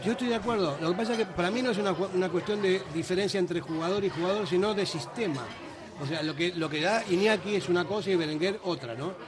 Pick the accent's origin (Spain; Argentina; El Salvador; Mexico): Argentina; moved away; como argentino de origen